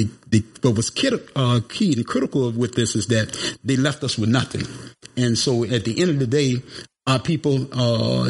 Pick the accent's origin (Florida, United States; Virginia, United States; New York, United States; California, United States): Florida, United States; St. Petersburg; moved away; I'm originally from St. Petersburg, Florida